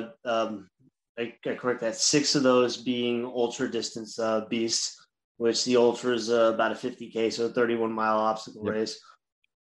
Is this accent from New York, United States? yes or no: yes; Long Island, New York, United States; I'm from Long Island, New York.